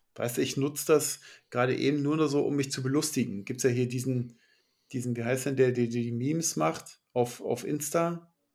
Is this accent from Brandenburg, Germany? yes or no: yes; Brandenburg, Germany; ich komme ja aus Brandenburg